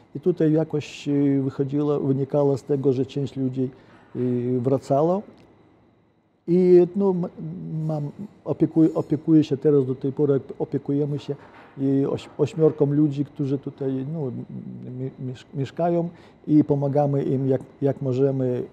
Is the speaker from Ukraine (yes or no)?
yes; Ukraine; Polish is a second language; moved away as an adult; now in Bydgoszcz, Poland; Ja jestem obywatelem polskim, ale ja kocham Ukrainę i ja jestem Ukraińcem